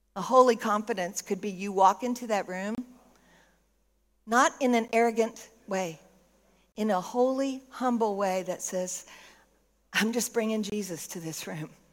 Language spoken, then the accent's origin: English; Texas, United States; moved away; also born or lived in Tennessee; I'm from Texas. I got a little Tennessee in me